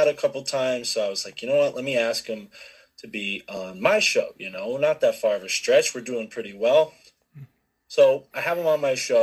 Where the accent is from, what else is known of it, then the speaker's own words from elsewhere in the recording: Connecticut, United States; I'm from Connecticut